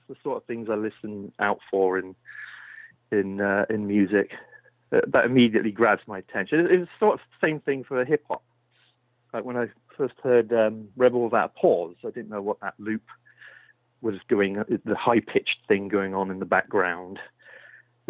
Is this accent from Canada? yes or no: no; Swindon, South West England, United Kingdom; moved away as an adult; now in Marin County, United States; I grew up in Swindon